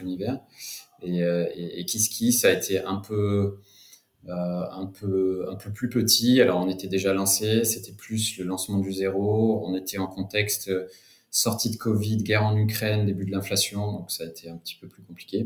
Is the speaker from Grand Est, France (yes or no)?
no; Cognac, Nouvelle-Aquitaine, France; moved away as an adult; also born or lived in London; je suis originaire de Cognac, en fait, d'une famille de, viticulteurs et distillateurs. Euh, donc j'ai grandi, j'ai grandi là-bas